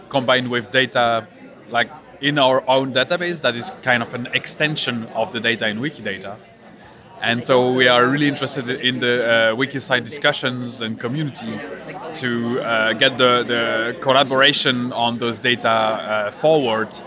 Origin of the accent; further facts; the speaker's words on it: India; I'm from India, and I'm here to learn more